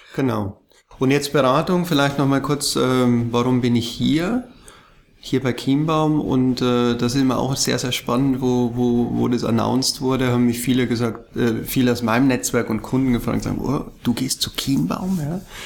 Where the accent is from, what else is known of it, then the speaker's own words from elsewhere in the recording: Ingolstadt, Bavaria, Germany; moved away as an adult; also born or lived in Munich; ich bin ja in, in, in Bayern geboren, in Ingolstadt und habe lang, lang in München gelebt